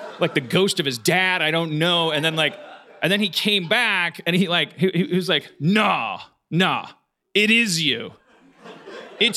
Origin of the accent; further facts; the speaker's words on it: Wisconsin, United States; moved away; We're from Wisconsin